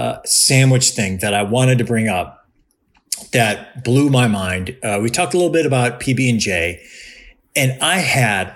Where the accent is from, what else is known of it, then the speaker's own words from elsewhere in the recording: Cleveland, Ohio, United States; moved away as an adult; also born or lived in New England / Chicago; now in Los Angeles, United States; I grew up in Cleveland